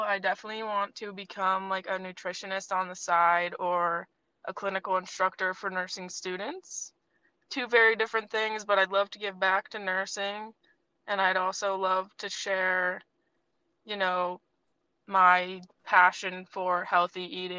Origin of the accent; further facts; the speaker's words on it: Vermont, United States; moved away as an adult; now in Connecticut, United States; I grew up in Vermont, where Sophia and I knew each other.